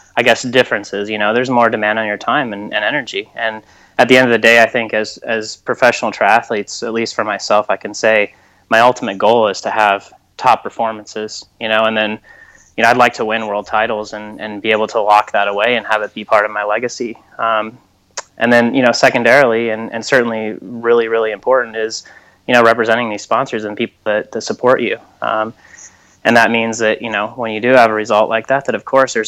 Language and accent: English; United States